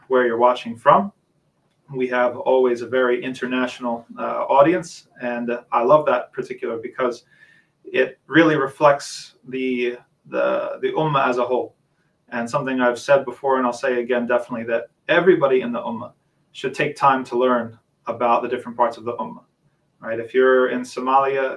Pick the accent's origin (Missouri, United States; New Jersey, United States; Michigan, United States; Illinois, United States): New Jersey, United States; also born or lived in Medina, Saudi Arabia; I am a New Jersey native. I come from South Jersey, born and raised